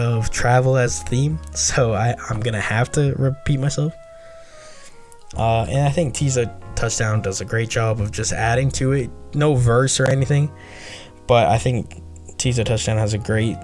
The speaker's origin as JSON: {"language": "English", "country": "Canada", "said": "I'm from Canada"}